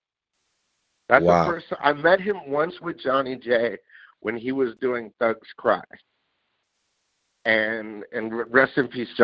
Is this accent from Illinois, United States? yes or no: no; Santa Barbara, California, United States; moved away as an adult; also born or lived in Los Angeles, California; I was born and raised in Santa Barbara, California